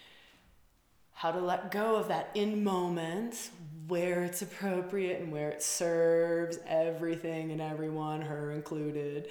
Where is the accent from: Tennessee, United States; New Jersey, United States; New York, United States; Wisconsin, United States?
Wisconsin, United States; I'm from Wisconsin, we say bubbler.